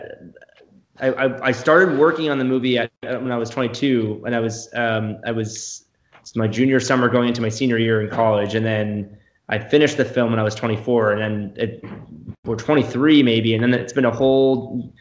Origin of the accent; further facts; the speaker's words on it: Florida, United States; I'm from Florida